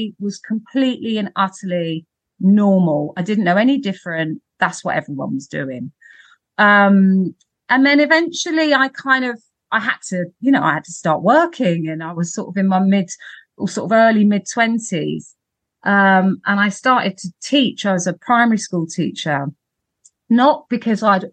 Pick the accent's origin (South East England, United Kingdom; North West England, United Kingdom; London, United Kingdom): London, United Kingdom; growing up in Camden and Primrose Hill